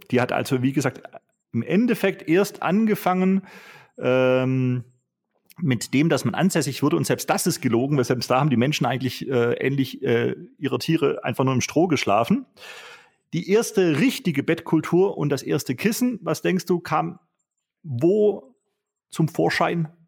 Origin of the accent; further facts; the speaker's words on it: Vorarlberg, Austria; Ich bin ein schwäbischer Vorarlberger.